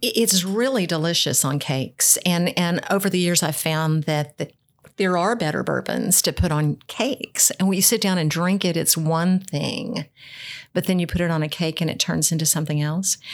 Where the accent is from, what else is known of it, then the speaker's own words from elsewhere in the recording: Foreman, Arkansas, United States; now in Louisville, United States; nobody knows where Foreman, Arkansas is. That's where I was raised.